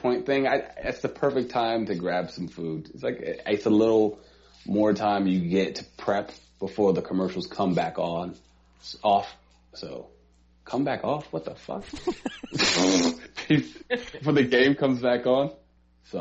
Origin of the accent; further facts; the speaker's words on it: New York City, New York, United States; I am from Harlem